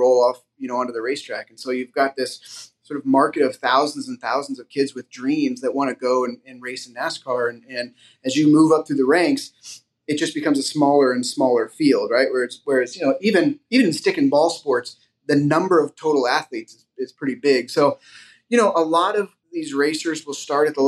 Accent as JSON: {"language": "English", "area": "Silicon Valley", "region": "California", "country": "United States", "tie": "born or raised there", "also_born_or_lived": "St. Louis, Missouri", "said": "I grew up in the Silicon Valley"}